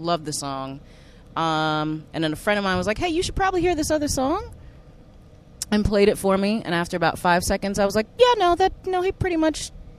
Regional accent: Cape Town, Western Cape, South Africa; I'm originally from Cape Town, South Africa.

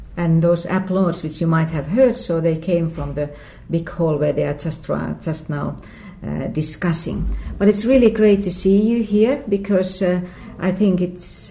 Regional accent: Lahti, Päijät-Häme, Finland; moved away as an adult; also born or lived in Saigon, Vietnam; this time we are in Lahti, which is uh, about 100 kilometers north from Helsinki, one hour's drive. And this is actually my birth town

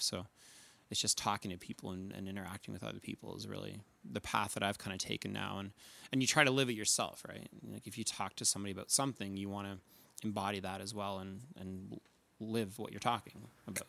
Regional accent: New Brunswick, Canada; now in Calgary, Canada; I grew up in New Brunswick, but living in Calgary now.

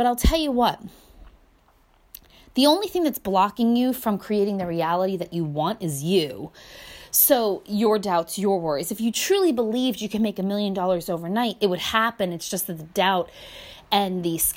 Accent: United States; I grew up in America

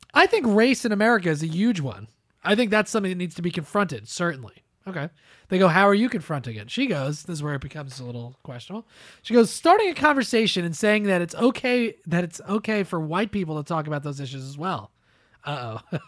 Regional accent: New Jersey, United States; me and Joey are both from New Jersey

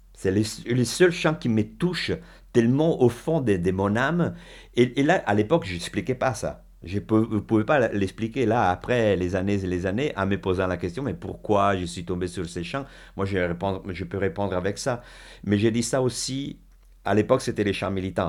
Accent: Milan, Lombardy, Italy; French is a second language; now in France; je suis italienne

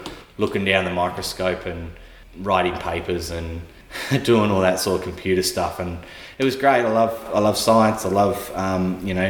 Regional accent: Tasmania, Australia; growing up in Tassie

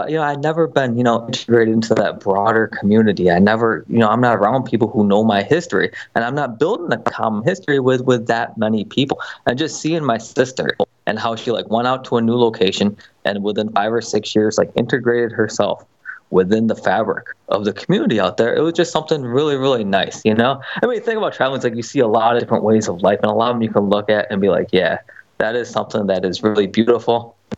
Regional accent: Buffalo, New York, United States; You know, I grew up in Buffalo, New York. You know, we love the Bills, and you know, watching the games is always something that me and my family would do together.

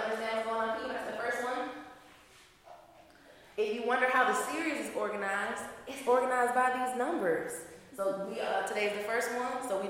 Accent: the South, United States; I'm from the South.

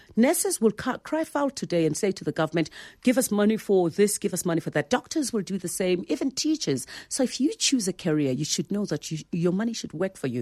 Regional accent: Soweto, Gauteng, South Africa; I was born there in Soweto from, you know, a, a domestic worker and a driver.

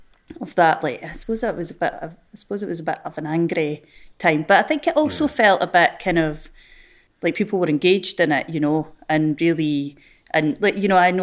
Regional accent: Dundee, Scotland, United Kingdom; Yeah, I absolutely loved the limelight when I was growing up as a child.

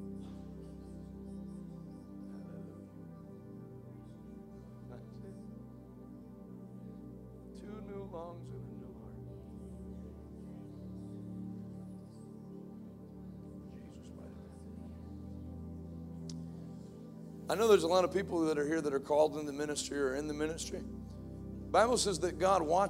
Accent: United States; I'm an American. I don't hold a degree in sociology, but I did grow up here

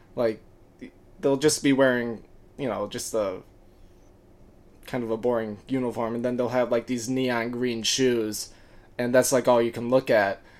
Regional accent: Birmingham, Michigan, United States; from Southeast, Southeast Michigan, um, Birmingham, Michigan, to be more precise. Uh, I went to high school with Maddie

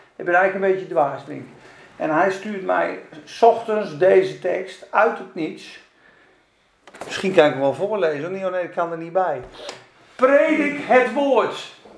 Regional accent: Spakenburg, Utrecht, Netherlands; moved away as an adult; also born or lived in Zeeland / Rotterdam / Amsterdam; Ik ben geboren in Spakenburg. En de eerste twintig jaar van mijn leven een beetje in de kerk.

